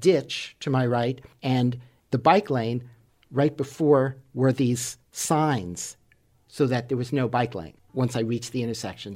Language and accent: English; New York City, New York, United States; when I was a child, growing up in New York City